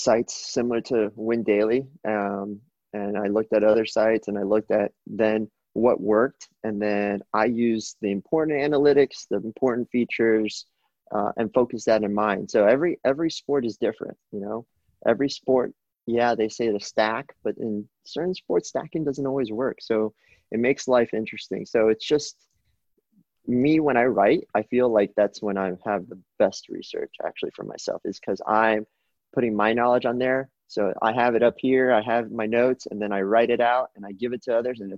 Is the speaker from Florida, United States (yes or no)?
yes; South Florida, United States; I'm from South Florida